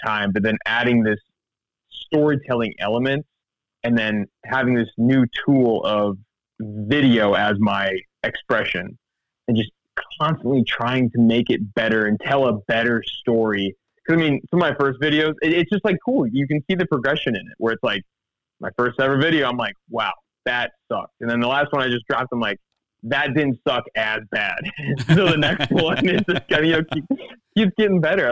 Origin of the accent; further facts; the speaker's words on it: the Ozarks, Missouri, United States; also born or lived in Kansas; I grew up in the Ozarks in Missouri